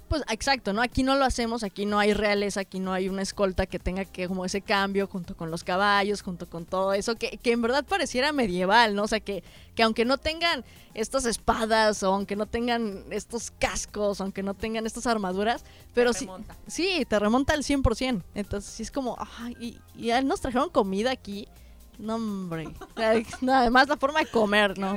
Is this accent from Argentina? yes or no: no; Mexico; pues vengo de México